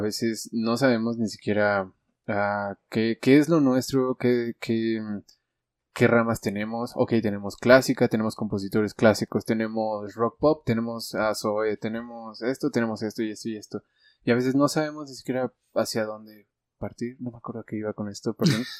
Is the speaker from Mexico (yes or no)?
yes; Mexico; los mexicanos